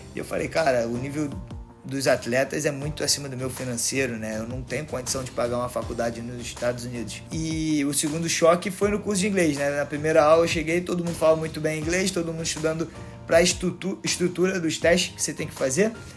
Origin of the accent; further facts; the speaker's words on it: Rio de Janeiro, Brazil; now in United States; sou do Rio de Janeiro